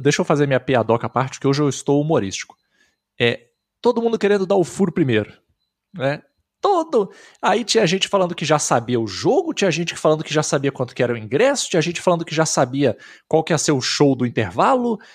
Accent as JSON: {"language": "Portuguese", "country": "Brazil", "said": "Eu sou brasileiro"}